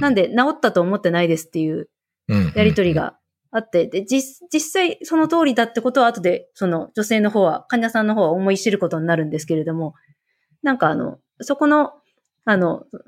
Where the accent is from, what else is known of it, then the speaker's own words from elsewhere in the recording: Hokkaido, Japan; 北海道民